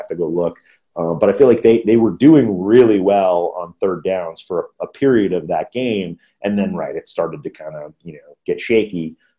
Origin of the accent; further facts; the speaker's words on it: United Kingdom; American football and how that works, and we're Brit.